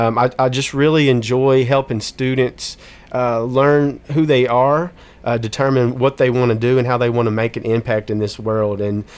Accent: Smyrna, Tennessee, United States; So born and raised in Smyrna, Tennessee. I graduated from Smyrna High School in 2000.

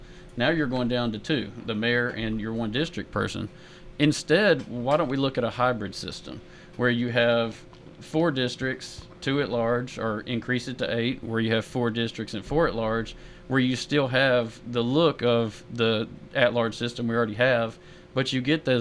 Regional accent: Murfreesboro, Tennessee, United States; I was born and raised in Murfreesboro.

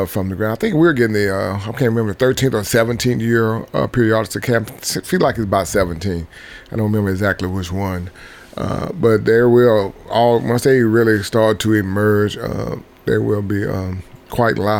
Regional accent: Mississippi, United States; moved away as an adult; now in Tennessee, United States; I am originally from Mississippi.

